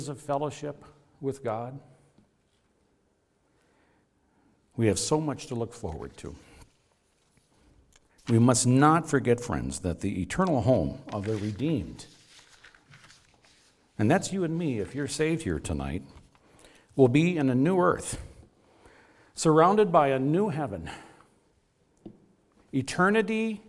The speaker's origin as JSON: {"language": "English", "town": "Grand Rapids", "region": "Minnesota", "country": "United States", "tie": "born or raised there", "said": "Grand Rapids, Minnesota is my hometown. I was born here"}